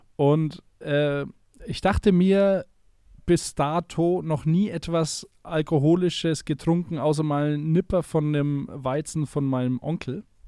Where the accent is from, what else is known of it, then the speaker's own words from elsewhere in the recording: a small town in Middle Franconia, Bavaria, Germany; in Deutschland, in einer kleinen mittelfränkischen Stadt, wo ich herkomme